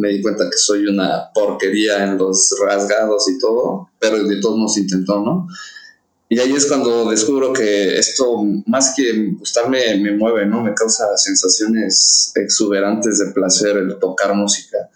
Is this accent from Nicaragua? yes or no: no; Mexico City, Mexico; Yo soy, yo nací aquí en la Ciudad de México, nacido en la Roma, en la Clínica Durango, yes, criado en Coyoacán